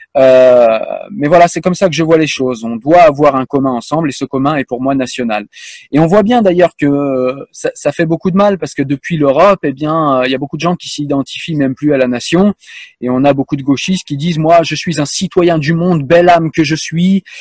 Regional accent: France; je suis français

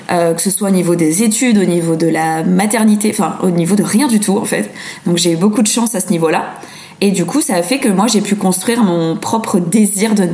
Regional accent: France; now in Brussels, Belgium; Non, non, non, je suis française, mais j'ai habité dans plein de pays différents.

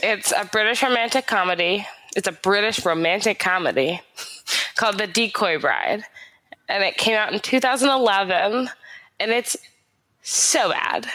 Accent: United States; I'm very American

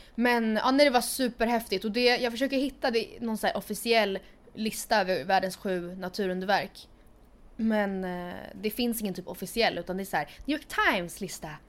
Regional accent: Sweden; also born or lived in Stockholm; Två simpla influencers från Sweden

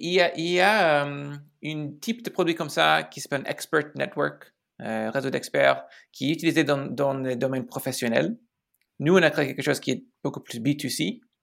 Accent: Chicago, Illinois, United States; French is a second language; moved away as an adult; also born or lived in Silicon Valley, California / San Francisco; je suis né à Chicago, donc je suis Américain

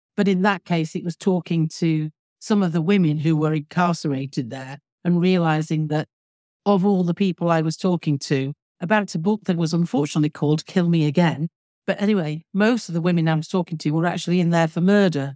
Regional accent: Manchester, North West England, United Kingdom; now in Alderney, Guernsey; based around Manchester, because that's where I was born and brought up, as you can probably tell from my accent.

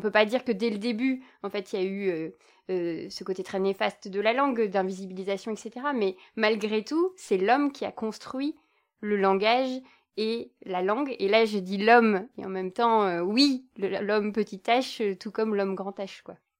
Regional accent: Belgium; je ne suis pas française, je suis belge

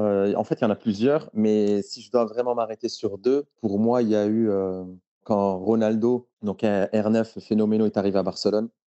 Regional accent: Morocco; J'ai grandi au Maroc.

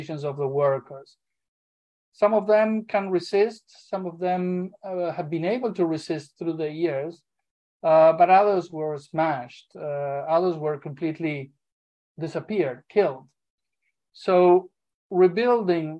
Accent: Argentina; moved away; I am originally from Argentina, originally an aviation worker, an aviation union leader

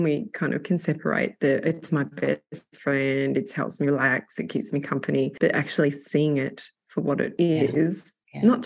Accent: Australia; being Australian

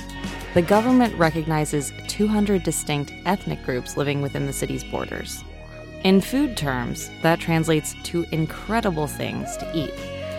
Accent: Austin, Texas, United States; my hometown of Austin, Texas

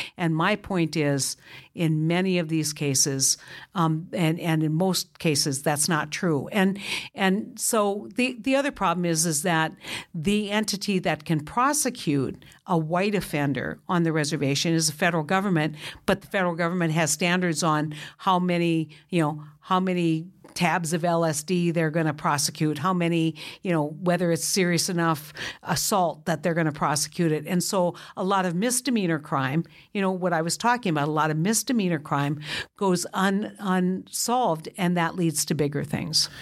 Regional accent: North Dakota, United States; I was from North Dakota, not South Dakota.

